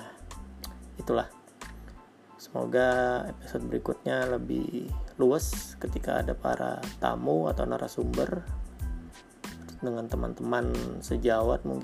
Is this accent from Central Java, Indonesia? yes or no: no; Banjarmasin, South Kalimantan, Indonesia; kebetulan saya dari Banjarmasin Banjarmasin baru melakukan PSBB nih